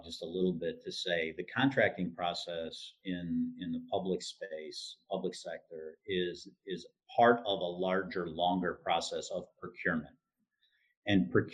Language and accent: English; southeastern Michigan, United States; I grew up in southeastern Michigan